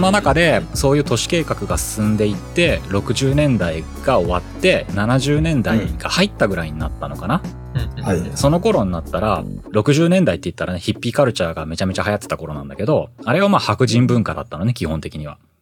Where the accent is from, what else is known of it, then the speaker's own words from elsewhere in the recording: Japan; 日本で生まれ育って、日本の感覚しかわからない僕らには